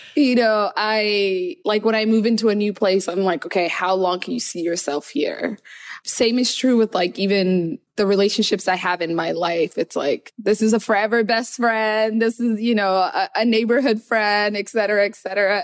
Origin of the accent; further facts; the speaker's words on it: Seattle, Washington, United States; English is a second language; moved away as an adult; also born or lived in Somalia / Kenya; now in New York, United States; I felt very other growing up in Seattle.